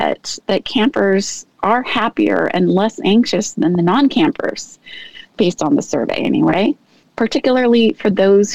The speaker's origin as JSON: {"language": "English", "town": "Seattle", "region": "Washington", "country": "United States", "tie": "born or raised there", "said": "I grew up in the Pacific Northwest in Seattle."}